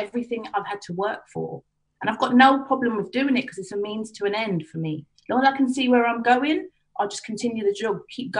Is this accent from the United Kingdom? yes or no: yes; Harrow, London, United Kingdom; I grew up in Harrow. So I'm from a predominantly white area, Asian area.